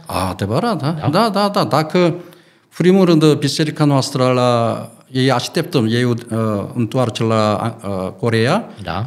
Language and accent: Romanian; South Korea; Romanian is a second language; moved away as an adult; also born or lived in England / Arad, Romania